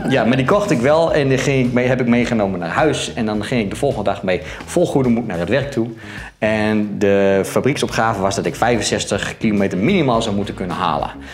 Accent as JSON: {"language": "Dutch", "region": "central Netherlands", "country": "Netherlands", "said": "ik kom uit Midden-Nederland en daar hebben ze wat met eieren"}